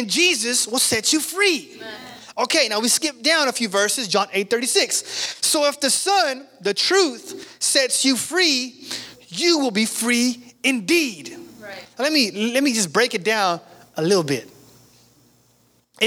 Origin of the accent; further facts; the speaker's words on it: Sacramento, California, United States; we're from South Sac. Man, I'm not from the country. We're from South Sac